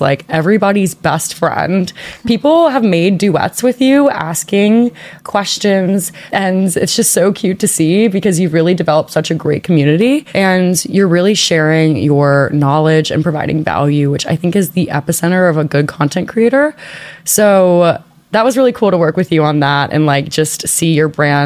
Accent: New Orleans, Louisiana, United States; moved away; I'm originally from New Orleans

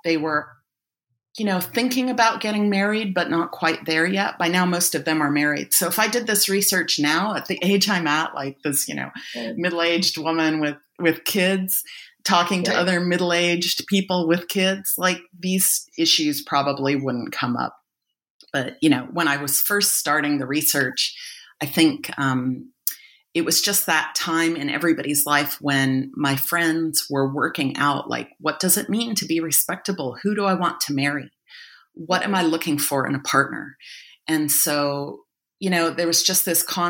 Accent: United States; also born or lived in Egypt; now in Australia; I'm based in Australia now, but I'm originally American.

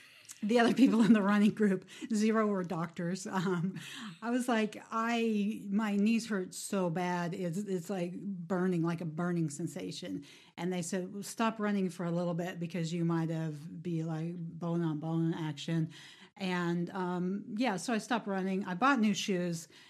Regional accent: Midwest, United States; I'm from the Midwest

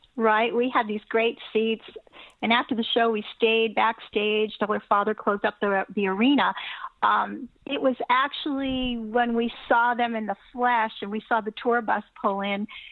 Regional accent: Los Angeles, California, United States; also born or lived in Culver City, California; So I was born in Culver City, uh, but raised in Venice Beach.

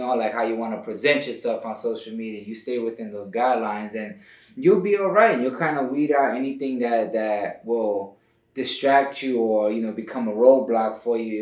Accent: New York, United States; moved away; I ain't from Hollywood, you know, so I'm originally from New York, from the East Coast

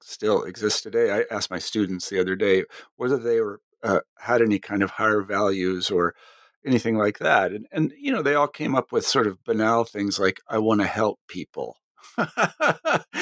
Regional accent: Kansas, United States; moved away as an adult; I came from Kansas, and granted, Kansas is not like every place else

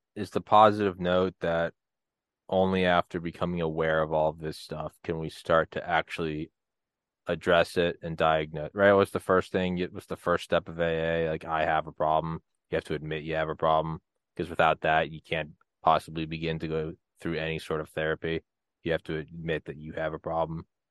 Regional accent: New England, United States; moved away; also born or lived in Georgia

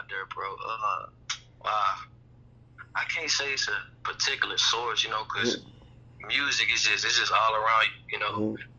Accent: Dallas, Texas, United States; also born or lived in Virginia; I'm from Dallas, Texas.

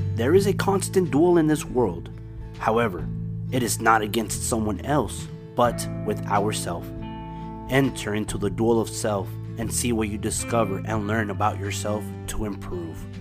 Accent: Dallas, Texas, United States; also born or lived in Houston; I'm from Dallas

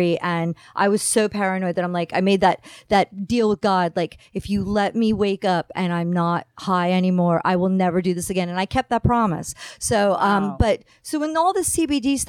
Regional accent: New Jersey, United States; moved away as an adult; now in Santa Clarita, United States; where I grew up in New Jersey

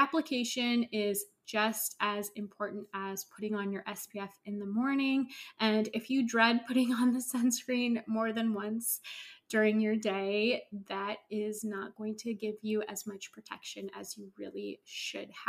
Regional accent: Northern California, United States; I grew up in Northern California

